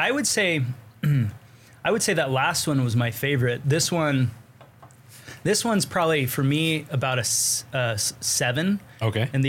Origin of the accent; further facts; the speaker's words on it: United States; born there; also born or lived in Arizona / Montana / New Mexico / Utah; I grew up in a, on on the Navajo Nation. Like not grew up, but I was born kind of on the Navajo Nation.